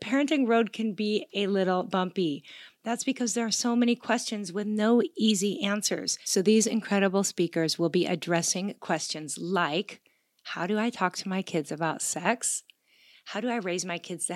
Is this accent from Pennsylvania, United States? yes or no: no; Gig Harbor, Washington, United States; I grew up in Gig Harbor, Washington.